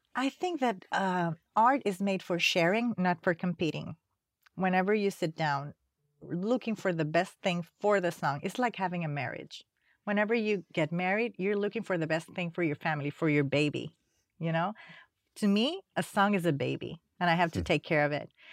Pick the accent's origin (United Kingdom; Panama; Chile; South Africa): Panama; Panama City; moved away as an adult; now in United States; I came from Panama